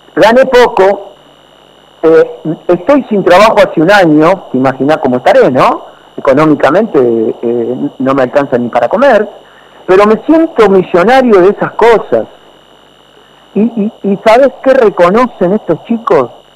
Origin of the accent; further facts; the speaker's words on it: Argentina; nosotros como argentinos